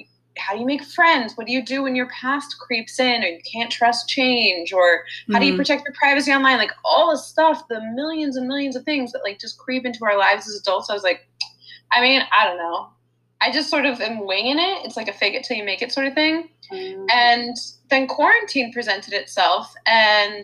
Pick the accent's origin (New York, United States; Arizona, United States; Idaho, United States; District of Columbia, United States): District of Columbia, United States; D.C.; moved away as an adult; now in Los Angeles, United States; I grew up outside Washington, D.C.